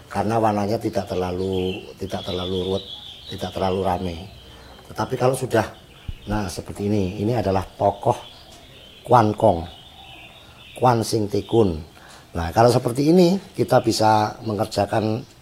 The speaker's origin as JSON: {"language": "Indonesian", "town": "Jombang", "region": "East Java", "country": "Indonesia", "tie": "born there", "said": "Saya asli kelahiran sini Jombang sini. Asli."}